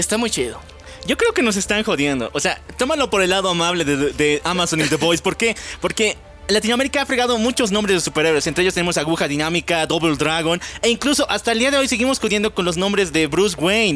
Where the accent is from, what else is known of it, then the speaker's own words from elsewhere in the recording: Bolivia; Somos de Bolivia